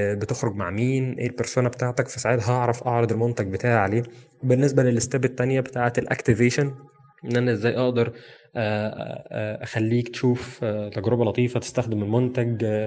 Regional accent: Egypt; عندنا في مصر

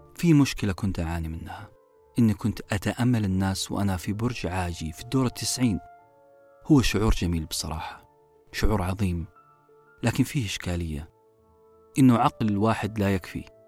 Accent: Saudi Arabia; نطلقه بالعامية في المملكة العربية السعودية

